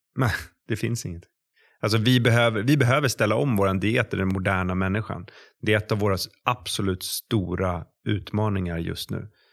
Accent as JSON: {"language": "Swedish", "country": "Sweden", "said": "vi svenskar"}